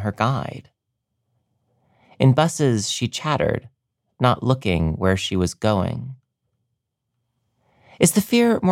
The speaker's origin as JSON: {"language": "English", "region": "Maryland", "country": "United States", "tie": "born or raised there", "moved": "yes", "lives_now": "New York, United States", "said": "I finished high school in Maryland"}